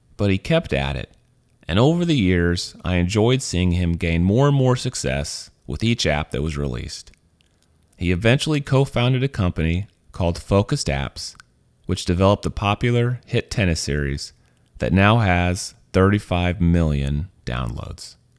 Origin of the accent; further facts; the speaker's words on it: Missouri, United States; moved away as an adult; also born or lived in Louisiana; now in San Francisco, United States; I'm from Missouri. I was born there. I was raised there.